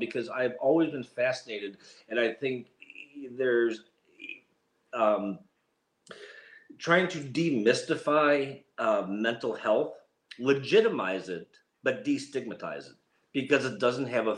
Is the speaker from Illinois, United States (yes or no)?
yes; Chicago, Illinois, United States; now in Duxbury, United States; We live in Duxbury, Massachusetts, even though I'm originally from Chicago, and people make fun of my accent